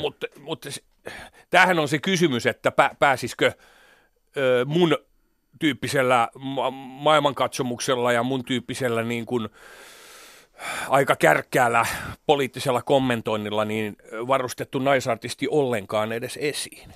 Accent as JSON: {"language": "Finnish", "town": "Hämeenlinna", "region": "Kanta-Häme", "country": "Finland", "tie": "born or raised there", "said": "kun mä vartuin Hämeenlinnassa"}